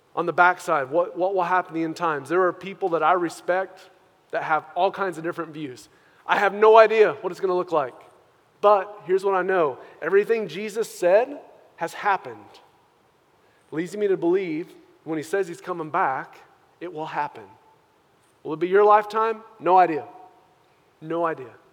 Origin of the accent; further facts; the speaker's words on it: United States; us as Christian American believers